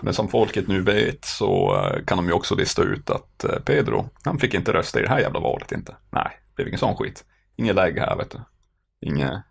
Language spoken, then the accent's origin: Swedish; Norrbotten County, Sweden; moved away; jag är från Norrbotten